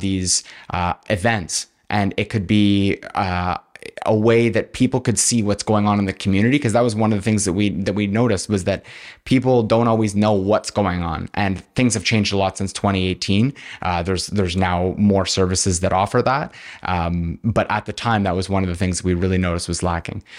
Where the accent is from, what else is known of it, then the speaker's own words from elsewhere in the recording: Kingston, Ontario, Canada; I'm from Kingston. I've lived here my whole life